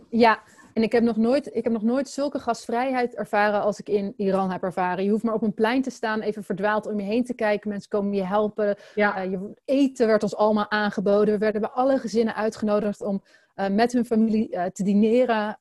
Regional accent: Netherlands; als Nederlanders

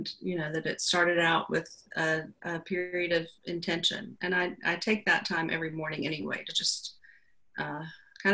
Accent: Georgia, United States; also born or lived in Alabama / Atlanta; I'm from the South. I was born in Alabama and my family moved to Georgia when I was 7 or 8, I think. I started fourth grade here. And I grew up in a pretty small town.

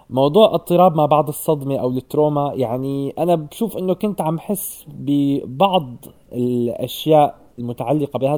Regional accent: Syria; moved away as an adult; now in Norway; انا بما اني طلعت من سوريا وهلا مثلا عايش حياه مستقره برات سوريا

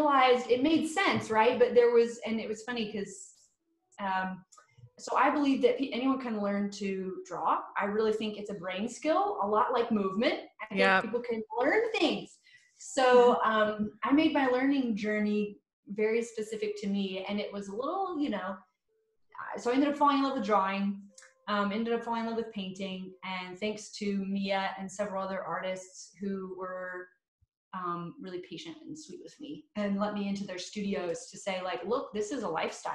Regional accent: Johnson City, Tennessee, United States; moved away; also born or lived in Nashville, Tennessee / Chattanooga, Tennessee; I started out in Johnson City. That was my hometown

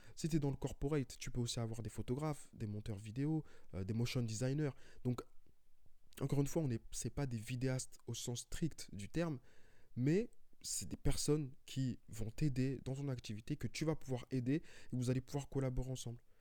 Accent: Paris, Île-de-France, France; je suis de Paris.

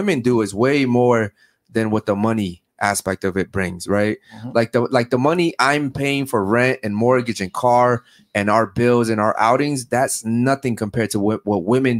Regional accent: Baltimore, Maryland, United States; I come from Baltimore, Maryland.

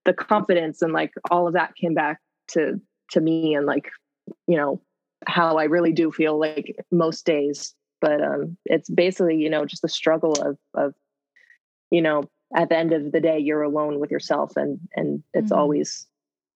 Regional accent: Nova Scotia, Canada; now in Los Angeles, United States; I'm a singer from Nova Scotia, Canada, but I actually am LA-based now

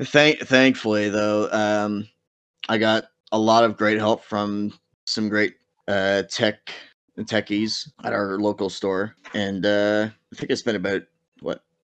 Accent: Canada; fellow Canadian. I'm Canadian.

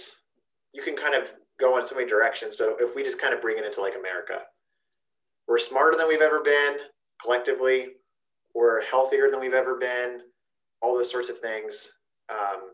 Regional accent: Zanesville, Ohio, United States; accent: Zanesvillian; My Zanesvillian accent

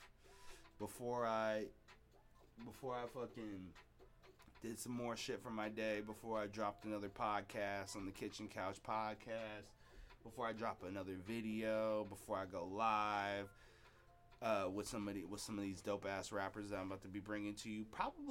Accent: Seattle, Washington, United States; also born or lived in Columbia City, Seattle; I'm from Beacon Hill.

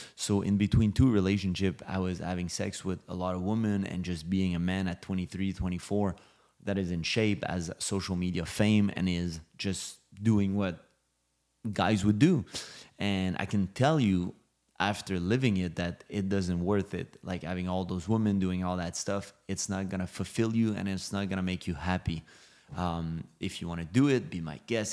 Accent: Montreal, Quebec, Canada; also born or lived in Los Angeles; now in Miami, United States; I'm from Montreal, Canada

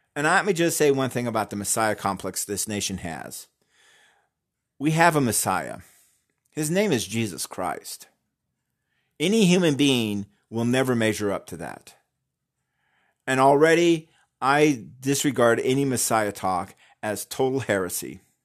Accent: United States; We're Americans

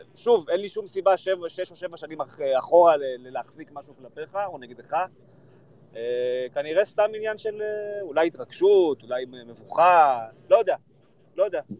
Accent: Kfar Tavor, Northern District, Israel; גדלתי בכפר תבור, אה, רוב הילדות שלי הייתה בכפר תבור

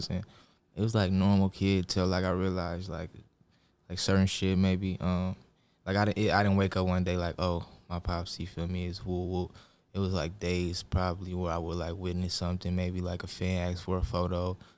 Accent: Lakewood, California, United States; also born or lived in Long Beach, United States; I'm really from Lakewood all the way.

